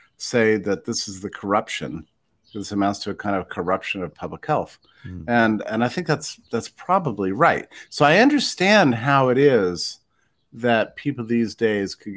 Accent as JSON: {"language": "English", "region": "West Texas", "country": "United States", "tie": "born or raised there", "said": "I was raised in Texas and West Texas."}